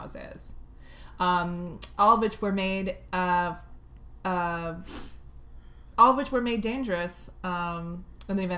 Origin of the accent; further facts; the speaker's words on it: near Mattoon, Illinois, United States; My hometown is actually near Mattoon, Illinois.